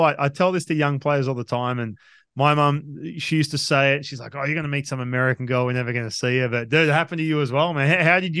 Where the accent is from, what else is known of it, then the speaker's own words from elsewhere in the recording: Australia; now in United States; I haven't lost my accent. I've lived over here I just turned 40, dude.